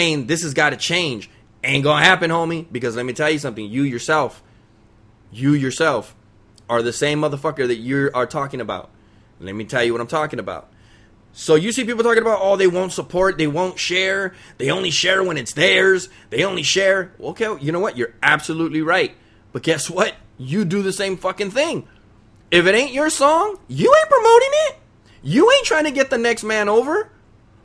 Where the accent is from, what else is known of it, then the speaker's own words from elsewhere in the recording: Los Angeles, California, United States; I'm from East LA. I'm a Mexican